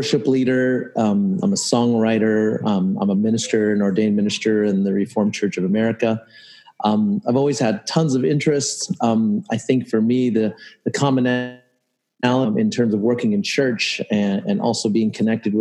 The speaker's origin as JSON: {"language": "English", "town": "Cerritos", "region": "California", "country": "United States", "tie": "born or raised there", "said": "I grew up in Cerritos. And so this is a bit of a homecoming for me"}